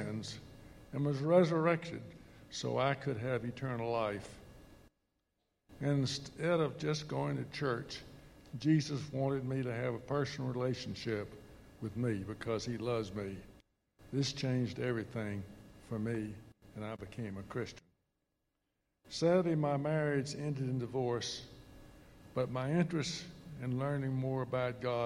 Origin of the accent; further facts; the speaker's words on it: Tallahassee, Florida, United States; I grew up in Tallahassee